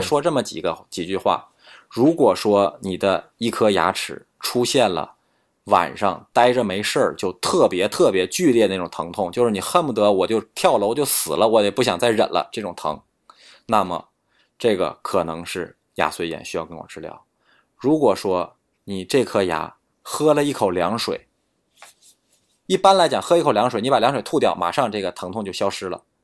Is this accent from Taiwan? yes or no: no; China; 但是我们中国人要幸运的是，就是我们中国根管治疗相对是比较便宜的。